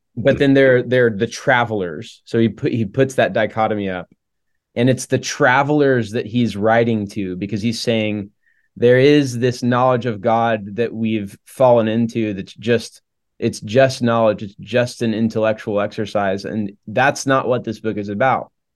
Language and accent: English; Oklahoma, United States; moved away as an adult; also born or lived in Charlotte, North Carolina; I grew up in Oklahoma